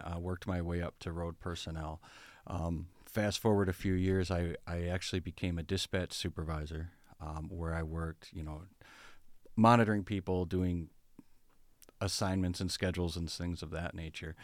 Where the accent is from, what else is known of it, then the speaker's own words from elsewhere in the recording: Berrien Springs, Michigan, United States; I was born and raised in Berrien Springs